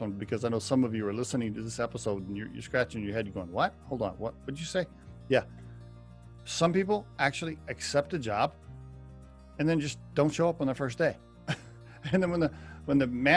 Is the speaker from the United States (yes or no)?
yes; Oklahoma, United States; I grew up in Oklahoma